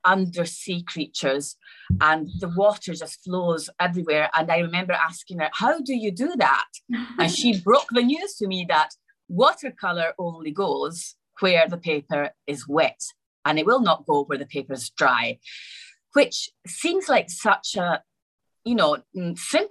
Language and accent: English; Rome, Lazio, Italy; also born or lived in Scotland; I was born in Scotland, but I was mostly raised in Rome, in Italy